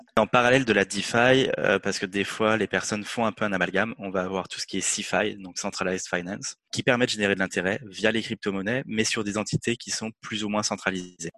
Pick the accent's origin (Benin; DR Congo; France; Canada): France; en tant que Français